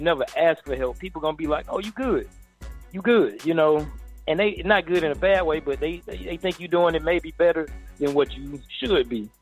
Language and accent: English; Atlanta, Georgia, United States; I'm from Atlanta, so a lot of my homies are actually in the music business